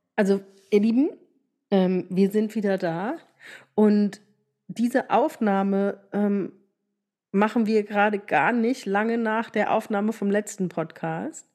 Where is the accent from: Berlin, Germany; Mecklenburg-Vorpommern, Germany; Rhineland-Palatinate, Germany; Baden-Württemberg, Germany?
Rhineland-Palatinate, Germany; Bei uns in der Pfalz